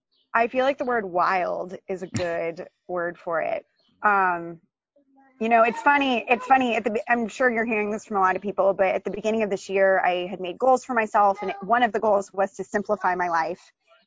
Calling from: Boston, Massachusetts, United States; I am calling you from my lovely backyard in Jamaica Plain, which is part of Boston, Massachusetts.

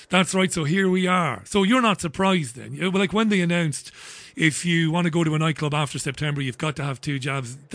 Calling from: Bolton, North West England, United Kingdom; I'm calling from Bolton, just up the road.

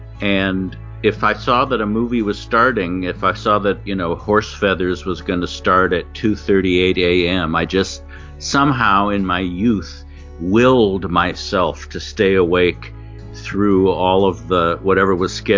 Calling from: Los Angeles, California, United States; I'm calling from Studio City, California. I am now a writer and voiceover actor.

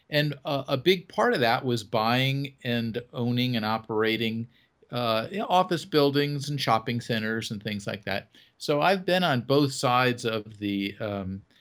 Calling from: North Carolina, United States; well right now i am in north carolina i uh, have homes in florida and north carolina i kind of follow the weather

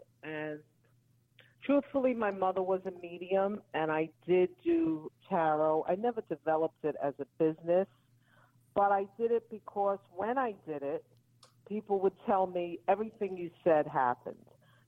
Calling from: Florida, United States; I'm calling from Florida.

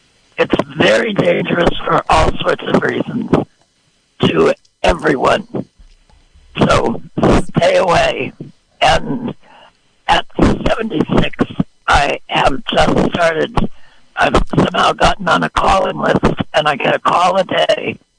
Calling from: Redwood Valley, California, United States; I'm calling from Redwood Valley.

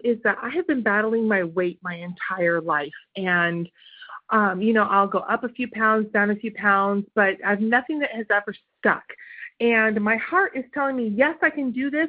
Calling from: Kentucky, United States; I'm calling from Kentucky

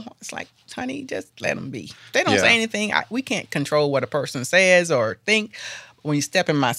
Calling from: Asheville, North Carolina, United States; I'm calling from Asheville. I said, well, actually, I'm outside of Asheville.

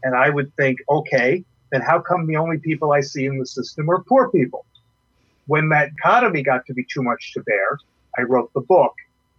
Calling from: Alexandria, Virginia, United States; I'm from Alexandria, Virginia.

